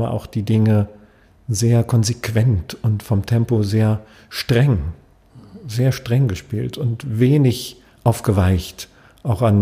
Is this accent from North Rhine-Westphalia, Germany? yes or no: no; Berlin, Germany; Aber ich bin jetzt kein Wiener und ich bin als Berliner wahrscheinlich auch ziemlich weit weg von einem Wiener.